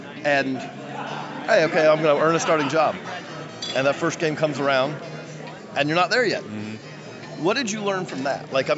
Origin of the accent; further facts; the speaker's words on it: Macon, Georgia, United States; I'm from Macon, you know, I've spent many a year in Macon.